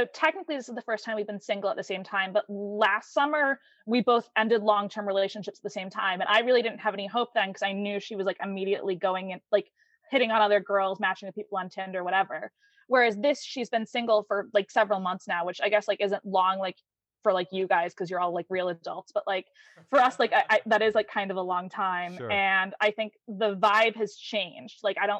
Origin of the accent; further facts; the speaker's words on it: Massachusetts, United States; because I am from Massachusetts.